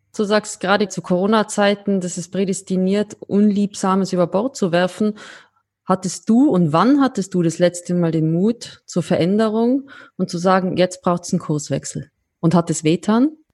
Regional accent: Austria; als Österreicherin

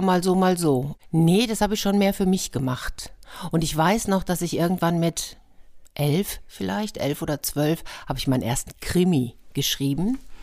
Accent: Gütersloh district, North Rhine-Westphalia, Germany; moved away as an adult; also born or lived in Lippstadt / Madrid / Nuremberg; now in Hamburg, Germany; Okay, also in Lippstadt bin ich geboren. Ich bin dann im Kreis Gütersloh aufgewachsen

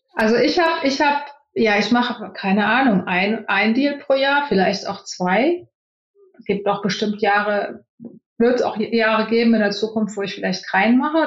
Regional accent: Germany; moved away as an adult; now in Silicon Valley, United States; Als Deutscher

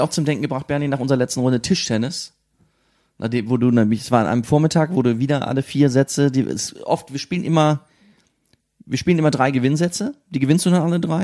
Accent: Siegen, North Rhine-Westphalia, Germany; now in Berlin, Germany; in meiner Kindheit in Siegen

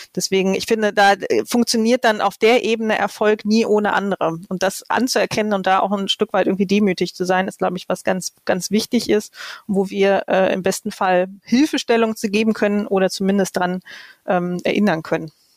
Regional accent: Lower Saxony, Germany; also born or lived in Hannover; now in Cologne, Germany; ich bin ja auch Niedersächsin von, von Hause aus

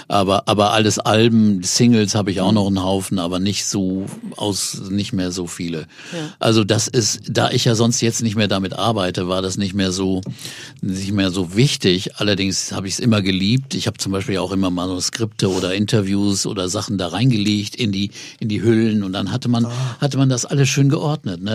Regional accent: near Osnabrück, Lower Saxony, Germany; wo ich aufgewachsen bin, bei Osnabrück in der Gegend

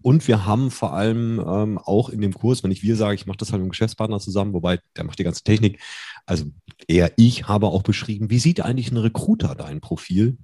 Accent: Germany; wir sind ja Deutsche

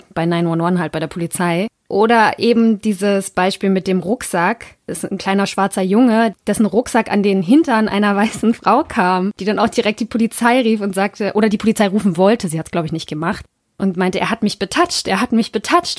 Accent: Germany; als Deutscher

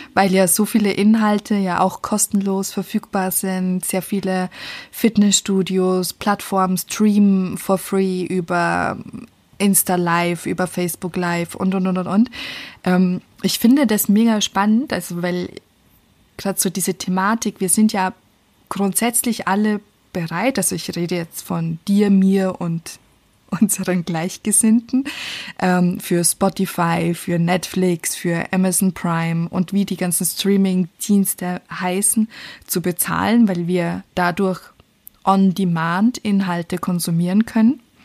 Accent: Austria; now in Germany; als Österreicherin, die in Deutschland Steuern Steuern bezahlt

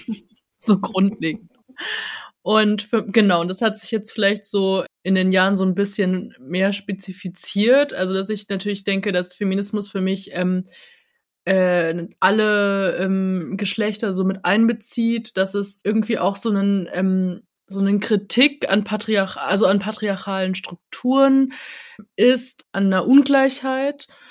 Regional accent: countryside near Munich, Bavaria, Germany; ich bin in München geboren, aber ich bin äh, auf dem Land aufgewachsen

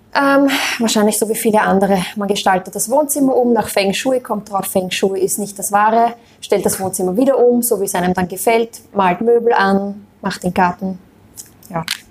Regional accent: Austria; Ich bin Österreicherin

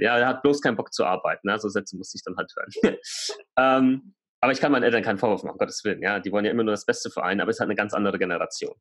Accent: Germany; Bei uns in Deutschland

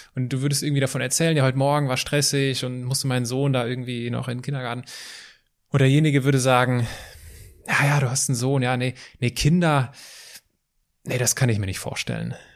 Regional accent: Altenkirchen, Germany; da wo ich herkomme, in Altenkirchen

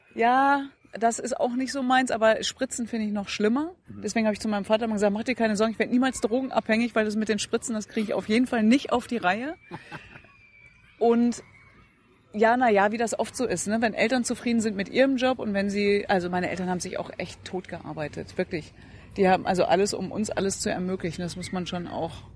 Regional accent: Datteln, North Rhine-Westphalia, Germany; Also ich bin geboren worden in Datteln, dann war ich im Kindergarten, Grundschule, Gymnasium, Abitur

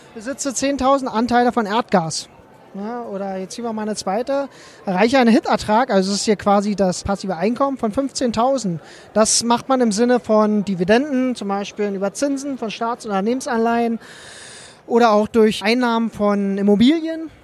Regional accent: Cottbus, Brandenburg, Germany; ich komme aus Cottbus

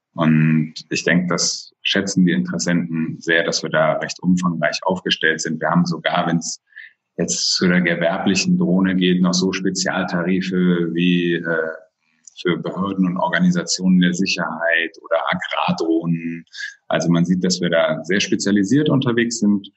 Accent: Oldenburg-Bremen area, Lower Saxony, Germany; moved away as an adult; now in Cologne, Germany; Ich bin gebürtiges Nordlicht, komme also aus der Ecke Oldenburg-Bremen

